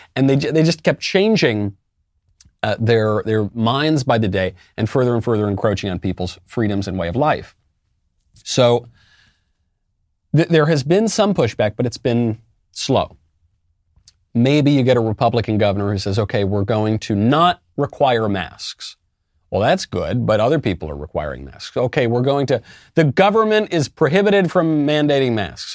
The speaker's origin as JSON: {"language": "English", "country": "United States", "said": "as an American"}